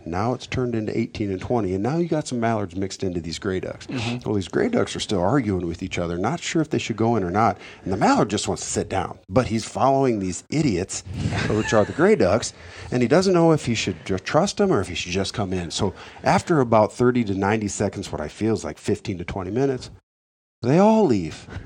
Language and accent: English; United States; growing up on the Mississippi